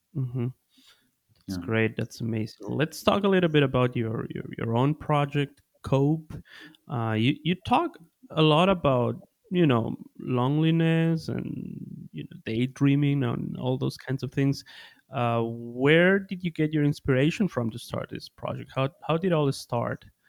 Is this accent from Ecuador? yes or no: yes; Ecuador; also born or lived in Bielefeld, Germany; I'm originally from Ecuador in South America